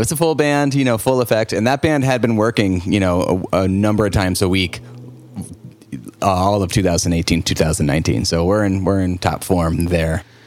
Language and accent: English; St. Louis, Missouri, United States; moved away as an adult; now in New Orleans, United States; I grew up in St. Louis, Missouri, which is a good music city as well